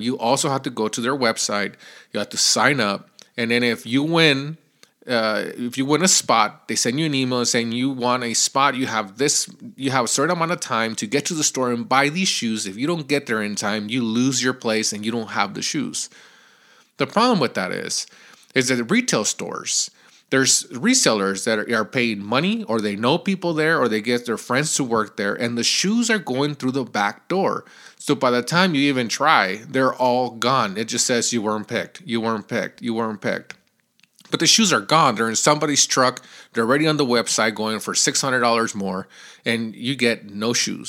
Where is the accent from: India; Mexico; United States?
Mexico; moved away; we lived in Mexico.